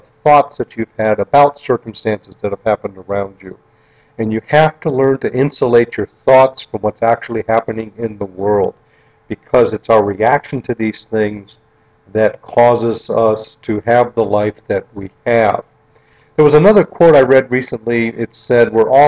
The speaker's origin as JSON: {"language": "English", "town": "North Kingsville", "region": "Ohio", "country": "United States", "tie": "born or raised there", "said": "where I grew up in North Kingsville, Ohio"}